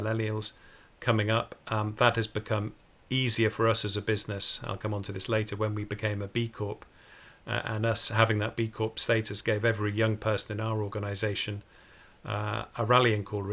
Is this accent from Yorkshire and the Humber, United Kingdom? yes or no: no; Port Sunlight, North West England, United Kingdom; I grew up near Port Sunlight, just opposite Liverpool